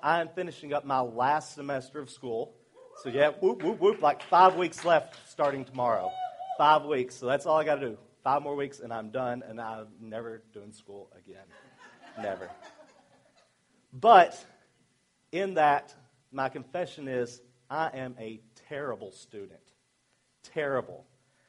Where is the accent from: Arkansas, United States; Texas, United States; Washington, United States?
Arkansas, United States; accent: southern; moved away; I'm from Arkansas